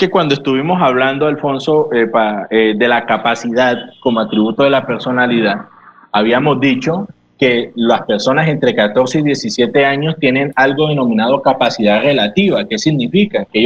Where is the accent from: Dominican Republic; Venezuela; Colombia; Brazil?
Colombia; Nosotros somos ciudadanos colombianos este, desde el momento en que nosotros existimos y nacemos en este país